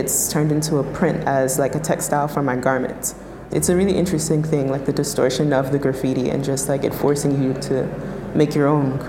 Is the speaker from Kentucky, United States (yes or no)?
no; New York, United States; I'm born and raised in New York